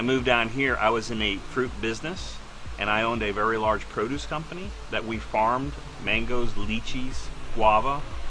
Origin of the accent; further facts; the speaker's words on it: Finger Lakes, New York, United States; now in Florida, United States; I'm a New Yorker, but I'm not from the city. I grew up in the Finger Lakes, which is the central part of New York State.